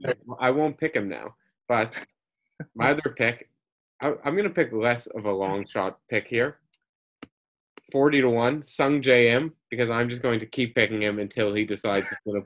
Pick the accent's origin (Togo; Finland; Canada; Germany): Canada; as a Canadian